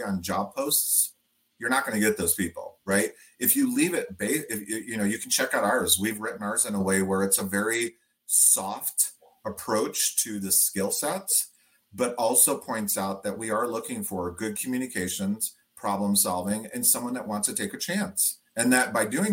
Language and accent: English; Detroit, Michigan, United States; we're all from Detroit